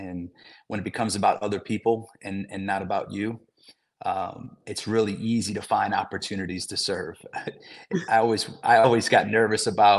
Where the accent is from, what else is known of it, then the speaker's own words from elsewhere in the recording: New Orleans, Louisiana, United States; moved away as an adult; also born or lived in Denver, Colorado / San Diego, California; now in Nashville, United States; I'm from New Orleans, Louisiana, born and raised in the city.